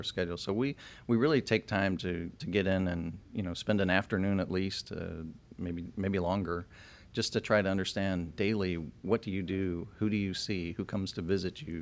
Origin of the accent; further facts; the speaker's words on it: Chicago, Illinois, United States; moved away as an adult; also born or lived in Champaign, Illinois; now in Austin, United States; I'm from Chicago originally